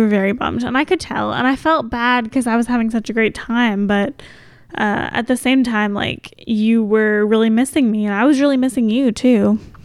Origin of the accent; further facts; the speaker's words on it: Kentucky, United States; we're from Kentucky